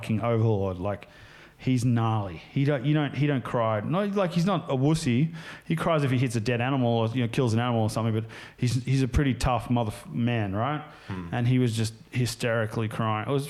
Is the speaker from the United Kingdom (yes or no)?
no; Sydney, New South Wales, Australia; also born or lived in United States; When I was growing up in Mona Vale in the Northern Beaches